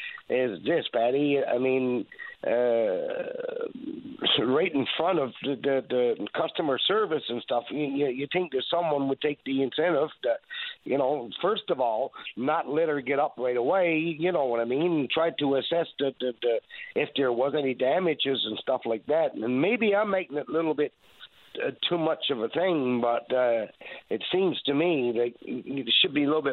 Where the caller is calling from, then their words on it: Newfoundland and Labrador, Canada; Good morning, sir. It's … I'm calling from the Northern Peninsula.